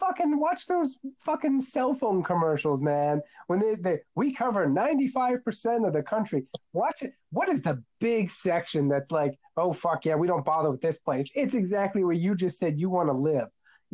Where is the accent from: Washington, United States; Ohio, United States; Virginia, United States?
Ohio, United States; I am from Ohio